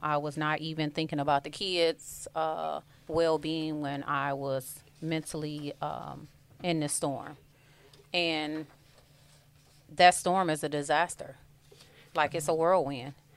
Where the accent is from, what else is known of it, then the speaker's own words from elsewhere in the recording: Detroit, Michigan, United States; born and raised on the East Side of Detroit